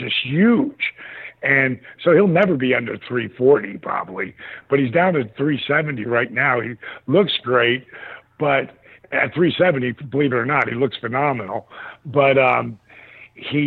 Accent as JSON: {"language": "English", "town": "Atlanta", "region": "Georgia", "country": "United States", "tie": "born or raised there", "said": "my hometown of Atlanta"}